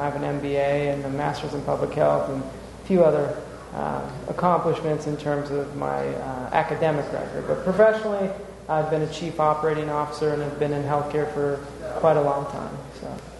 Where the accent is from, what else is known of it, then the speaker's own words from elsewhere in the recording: Indiana, United States; moved away; I'm actually originally from Indiana